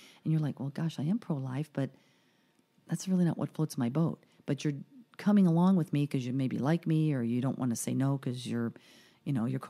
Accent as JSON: {"language": "English", "town": "Caracas", "region": "Capital District", "country": "Venezuela", "tie": "born there", "said": "I mean, I was born in Venezuela in Caracas, so I have a lot of Latin in me"}